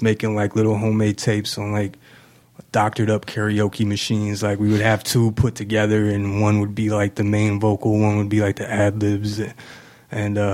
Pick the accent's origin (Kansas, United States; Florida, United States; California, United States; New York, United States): Kansas, United States; Manhattan; moved away as an adult; also born or lived in Houston, Texas; now in Kansas City, United States; I was born in Houston, Texas. I was adopted when I was a few months old. And when I was about two, my people, the family that adopted me, we moved to Manhattan. So yeah, I pretty much grew up in Manhattan.